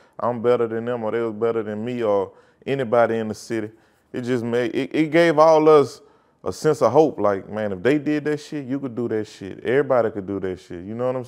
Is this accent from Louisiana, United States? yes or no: yes; Baton Rouge, Louisiana, United States; I'm from Glen Oaks in Baton Rouge, really on the north side of Baton Rouge